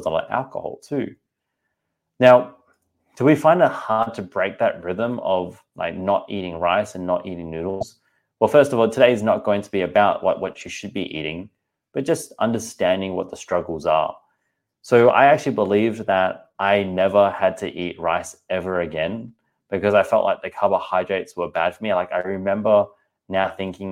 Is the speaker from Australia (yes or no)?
yes; Australia; also born or lived in Singapore; I'm from Singapore, born in Australia, as you can tell from the accent